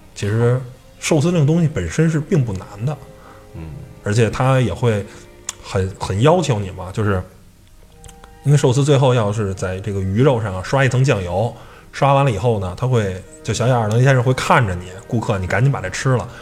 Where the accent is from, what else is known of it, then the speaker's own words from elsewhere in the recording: China; 我们中国人